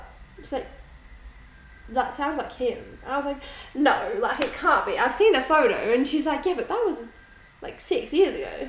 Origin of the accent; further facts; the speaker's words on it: Melbourne, Victoria, Australia; now in Sydney, Australia; And I'm from Melbourne.